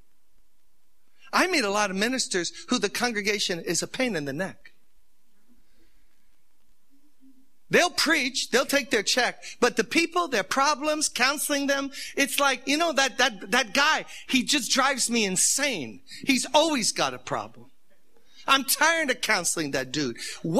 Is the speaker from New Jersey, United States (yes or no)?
no; New York, United States; I'm from New York